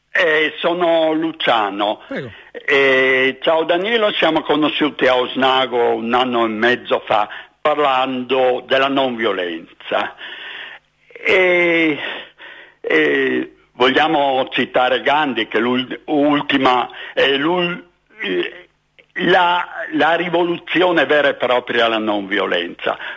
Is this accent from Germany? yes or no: no; Libya; born there; io sono nato in Libia da genitori friulani doc